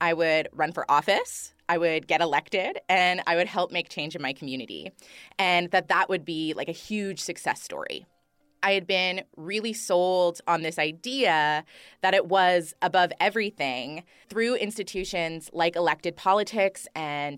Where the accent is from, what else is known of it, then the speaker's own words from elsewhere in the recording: Thunder Bay, Ontario, Canada; also born or lived in Eabametoong First Nation; grew up on the coast of Gichigamig in a city called Thunder Bay